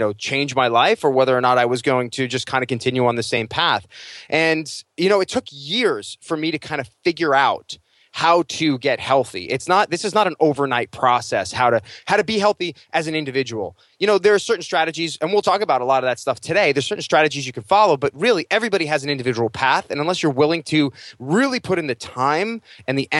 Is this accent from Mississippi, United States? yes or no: no; Long Island, New York, United States; moved away as an adult; now in Los Angeles, United States; I was a kid from Long Island